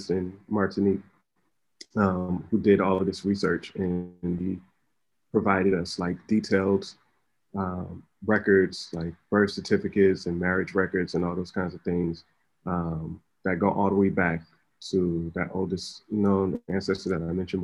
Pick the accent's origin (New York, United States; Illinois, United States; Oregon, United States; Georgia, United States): New York, United States; New York City; I was born in Brooklyn